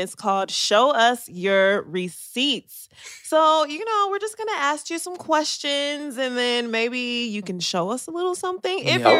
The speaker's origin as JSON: {"language": "English", "town": "Detroit", "region": "Michigan", "country": "United States", "said": "I'm from Detroit"}